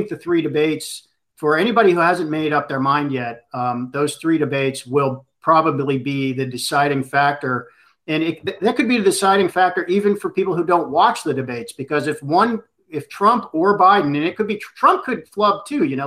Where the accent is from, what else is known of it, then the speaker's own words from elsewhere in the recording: Pittsburgh, Pennsylvania, United States; Pittsburgh, my hometown.